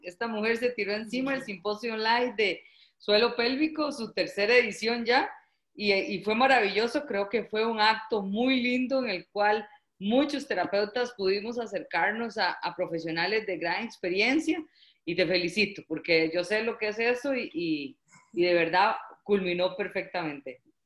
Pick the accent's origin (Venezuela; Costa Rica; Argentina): Costa Rica; como decimos en Costa Rica